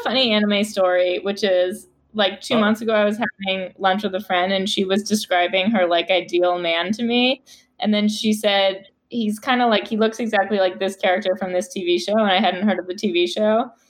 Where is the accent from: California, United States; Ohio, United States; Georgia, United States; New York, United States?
New York, United States; moved away as an adult; now in Los Angeles, United States; And I grew up in New York. Like I'm like used to the city, but I love LA.